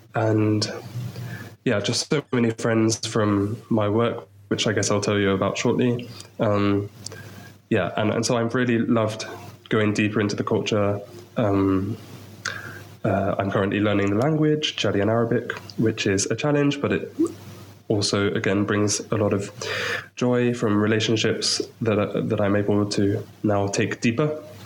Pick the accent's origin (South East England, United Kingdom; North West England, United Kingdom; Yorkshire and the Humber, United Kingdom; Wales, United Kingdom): South East England, United Kingdom; Maidenhead; moved away as an adult; also born or lived in Portsmouth; now in Chad; I'm from England, from Maidenhead, so just outside London, really. Um, I, I, grew up there